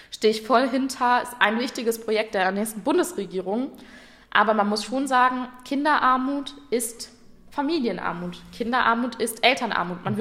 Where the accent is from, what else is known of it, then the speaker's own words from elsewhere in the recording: North Rhine-Westphalia, Germany; Ich komme aus dem Ruhrgebiet, da geht es jetzt gerade noch.